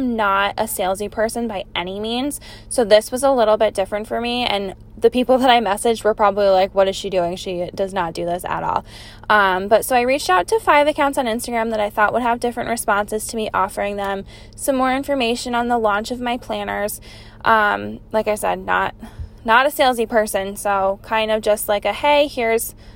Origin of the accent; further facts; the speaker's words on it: Capital Region, New York, United States; I grew up here in the Capital Region and I still reside here in Malta.